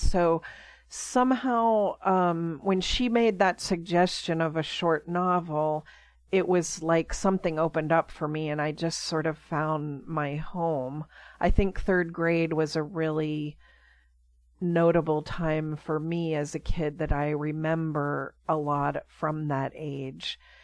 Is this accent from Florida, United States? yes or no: no; Pittsburgh, Pennsylvania, United States; I grew up in Pittsburgh, Pennsylvania